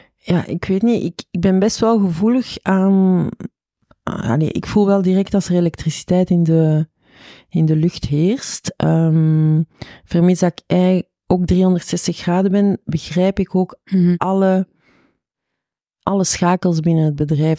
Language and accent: Dutch; Chile; now in Belgium; ik ben oorspronkelijk van Chili